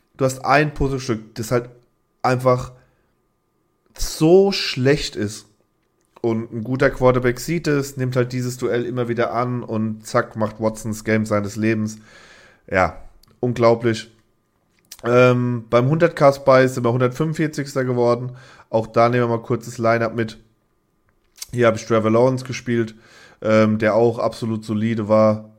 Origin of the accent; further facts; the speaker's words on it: Germany; als Deutscher